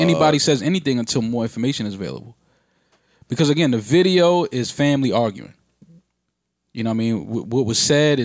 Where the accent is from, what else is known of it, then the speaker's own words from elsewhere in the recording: New York City, New York, United States; as a New Yorker